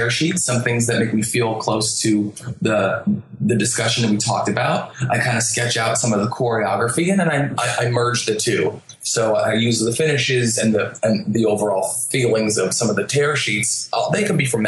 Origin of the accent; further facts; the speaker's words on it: New Jersey, United States; I'm from New Jersey